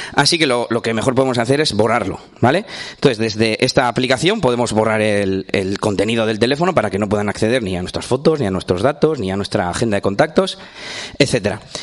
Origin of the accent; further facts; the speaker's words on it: Espinosa de los Monteros, Castile and León, Spain; vengo de, bueno, de Burgos, de Burgos, porque yo soy de Burgos, eh, de Espinosa de los Monteros concretamente.